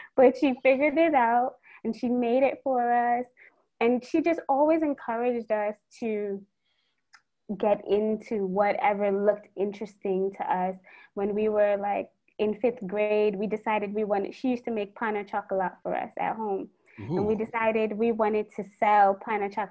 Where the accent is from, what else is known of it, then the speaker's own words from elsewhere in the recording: New York City, New York, United States; moved away as an adult; also born or lived in Washington, D.C.; now in Trinidad and Tobago; I was born and raised in Brooklyn to Trini parents